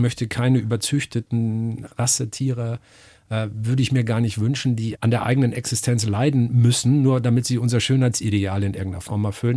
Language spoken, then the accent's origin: German; Northern Germany, Germany; ich komme aus Norddeutschland. Da bin ich geboren, meine ganze Familie, soweit man das zurückverfolgen kann, hat niemals woanders gewohnt